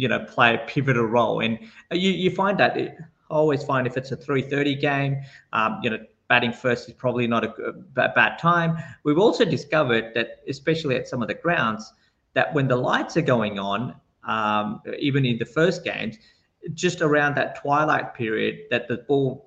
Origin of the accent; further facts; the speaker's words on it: Mumbai, Maharashtra, India; moved away; I'm a boy from Bombay